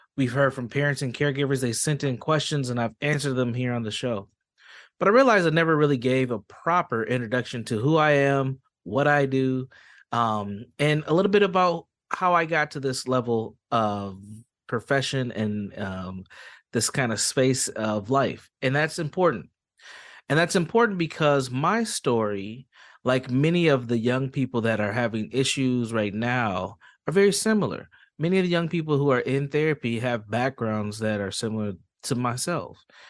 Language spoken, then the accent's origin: English; Saint Paul, Minnesota, United States; I'm from Saint Paul, Minnesota, born and raised